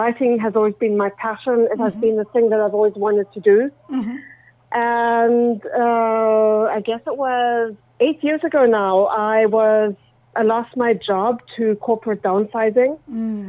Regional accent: Johannesburg, Gauteng, South Africa; moved away as an adult; also born or lived in Connecticut, United States / Cape Town, South Africa; now in Toronto, Canada; I am originally from South Africa. I grew up during apartheid South Africa, which was a very interesting experience. We traveled quite a bit when I was a kid. We lived in Connecticut for 3 years, went back to South Africa.

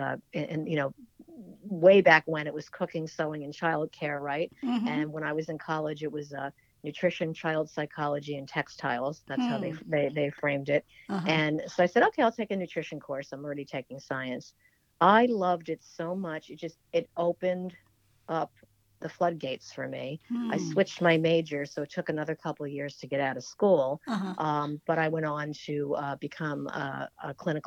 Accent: Oyster Bay, New York, United States; I'm from Oyster Bay, Long Island, the North Shore

